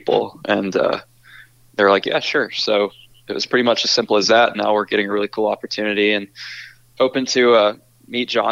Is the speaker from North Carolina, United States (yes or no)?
yes; Charlotte, North Carolina, United States; we're from Charlotte